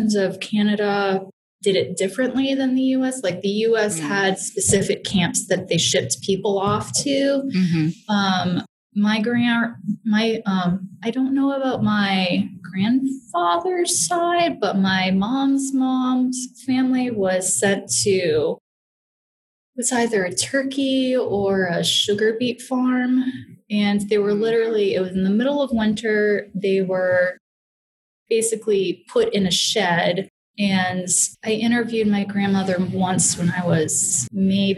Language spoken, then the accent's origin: English; Floyd, Virginia, United States; I was born around 20 minutes from where I live now. So I'm from the New River Valley area of Virginia, up in the foothills